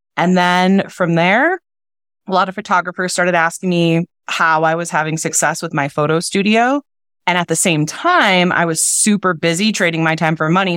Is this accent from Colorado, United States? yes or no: no; Wisconsin, United States; I'm from Wisconsin